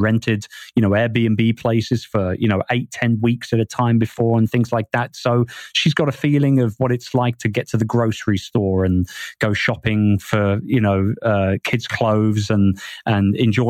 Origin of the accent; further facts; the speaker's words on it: England, United Kingdom; moved away; I miss everything about, you know, England and what it's meant to me as a Brit all my life. And I think that being away from the UK for as long as I have been away